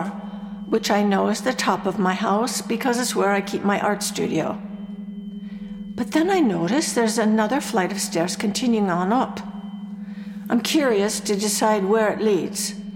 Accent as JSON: {"language": "English", "country": "United States", "said": "I'm American, too."}